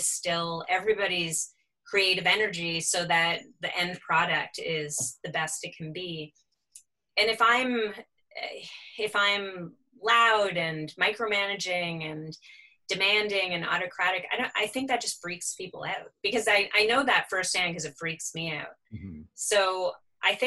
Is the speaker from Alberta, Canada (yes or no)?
no; Toronto, Ontario, Canada; moved away as an adult; now in Halifax, Canada; I'm from Toronto originally. I came here to go to art school.